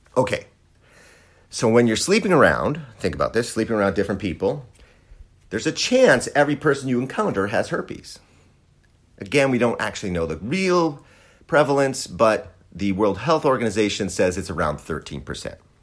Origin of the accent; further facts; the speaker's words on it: Wisconsin, United States; I grew up in Wisconsin